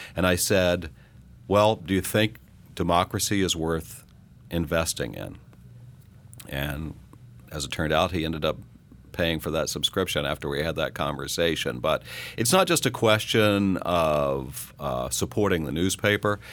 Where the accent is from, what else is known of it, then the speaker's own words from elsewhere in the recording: Coffeyville, Kansas, United States; moved away; the newspaper in my hometown basically went away, uh, in Coffeyville, Kansas